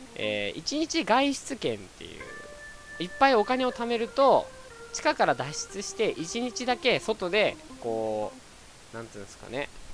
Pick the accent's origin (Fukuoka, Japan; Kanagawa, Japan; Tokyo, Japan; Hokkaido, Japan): Hokkaido, Japan; moved away; 出身がね、あの、日本の中で一番北なんですよ。で、北の中の、あの、すごく大きいとこ